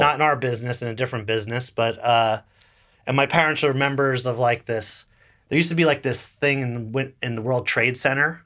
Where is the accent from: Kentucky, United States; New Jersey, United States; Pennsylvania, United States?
New Jersey, United States; Little Falls; moved away as an adult; also born or lived in Boston; now in New York, United States; I grew up twelve miles away, roughly, in Little Falls, New Jersey